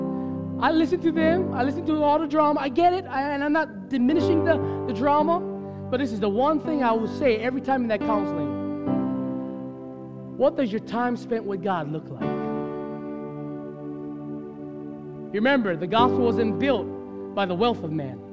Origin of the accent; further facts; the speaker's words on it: Hawaii, United States; as a Hawaiian, I'd never used that word growing up